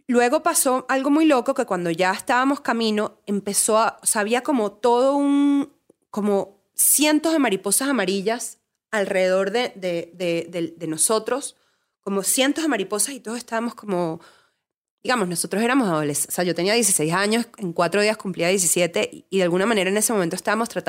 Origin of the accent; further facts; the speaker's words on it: Venezuela; moved away; vengo de Venezuela y tuve que salir de Venezuela tipo por eso.